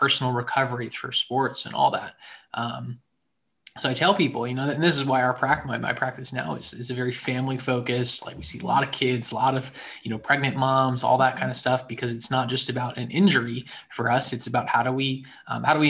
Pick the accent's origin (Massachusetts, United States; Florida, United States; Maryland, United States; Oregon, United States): Maryland, United States; Central; moved away as an adult; also born or lived in Atlanta, Georgia / Harrisonburg, Virginia; now in Richmond, United States; I'm originally from Central Maryland